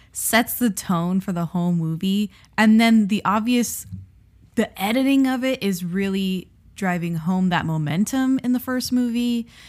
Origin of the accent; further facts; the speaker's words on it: South Florida, United States; moved away; we're from South Florida, And we were living in South Florida during his tenure